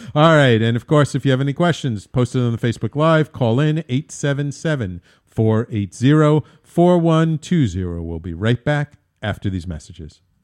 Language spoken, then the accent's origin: English; New York City, New York, United States; also born or lived in Manhattan; born in Manhattan, I grew up in the Bronx, but now I'm in Manhattan, too